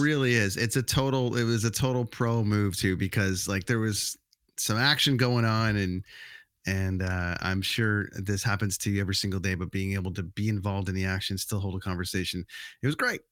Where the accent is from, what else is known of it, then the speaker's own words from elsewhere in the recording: Canada; also born or lived in Vancouver; we as Canadian kids